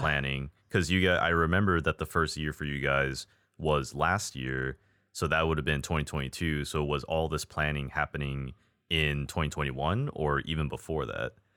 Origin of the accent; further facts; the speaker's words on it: Hawaii, United States; moved away; also born or lived in Texas; I was born and raised in Hawaii.